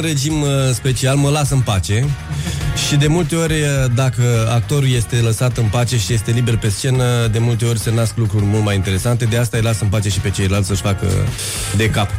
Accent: Dorohoi, Botoșani County, Romania; accent: Moldavian; now in Bucharest, Romania; Eu sunt din Dorohoi, da, Moldova

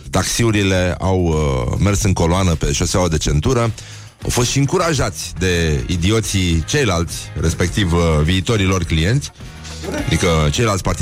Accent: Vaslui, Vaslui County, Romania; faptul că sunt din Vaslui presupune un anumit tip de ordine pe care vasluienii o au înscris în uh, codul genetic

